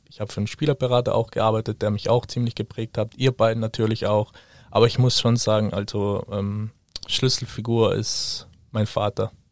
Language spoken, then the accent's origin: German; Trentino-Alto Adige, Italy; ich komme ursprünglich aus Südtirol, ähm, bin ziemlich äh, ein Familienmensch